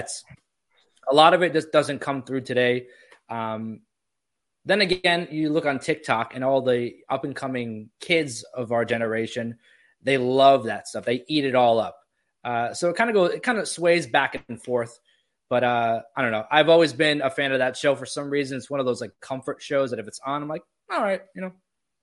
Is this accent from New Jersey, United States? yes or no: yes; New Jersey, United States; now in Florida, United States; I grew up in Jersey, and even when I moved out to Florida